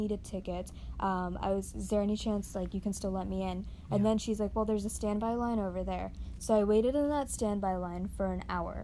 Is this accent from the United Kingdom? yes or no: no; Northeast, United States; moved away; We're both from the Northeast